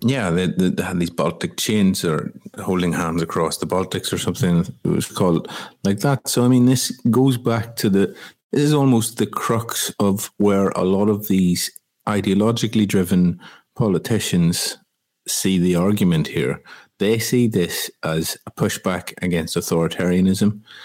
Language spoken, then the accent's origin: English; Ireland; my home country of Ireland